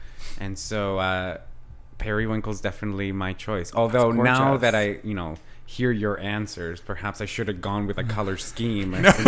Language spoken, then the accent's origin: English; London, Ontario, Canada; moved away as an adult; also born or lived in Colombia; now in Toronto, Canada; I'm an actor, obviously here based out of Toronto. I'm Colombian born. I grew up in London, Ontario. And I've just been living here in Toronto for just over 10 years. I moved here in 2009.